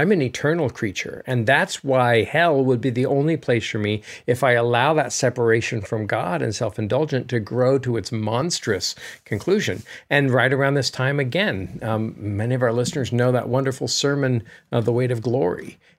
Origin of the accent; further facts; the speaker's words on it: United States; As an American, though, who's traveled in Europe